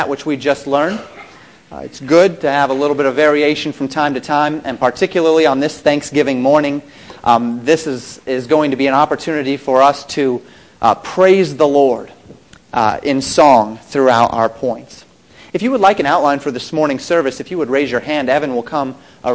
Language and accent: English; Colorado, United States; moved away; I grew up in Colorado